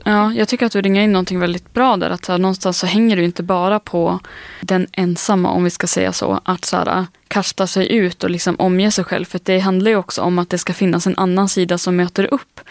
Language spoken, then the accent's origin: Swedish; northern Sweden, Sweden; jag är från norra Sverige